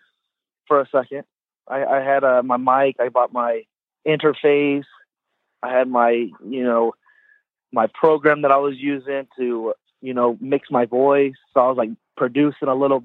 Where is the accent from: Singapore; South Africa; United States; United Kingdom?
United States; Clovis, California; I'm from Clovis